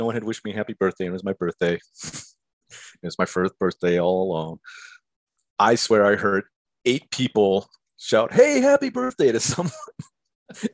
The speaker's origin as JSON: {"language": "English", "town": "Erie", "region": "Pennsylvania", "country": "United States", "tie": "born or raised there", "also_born_or_lived": "Milwaukee, Wisconsin", "moved": "as an adult", "said": "I grew up in Erie, Pennsylvania, and I went to school in Milwaukee at Marquette University"}